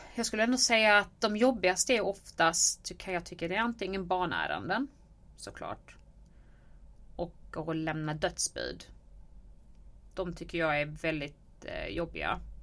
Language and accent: Swedish; Helsingborg, Skåne, Sweden; jag är uppväxt i Helsingborg på Söder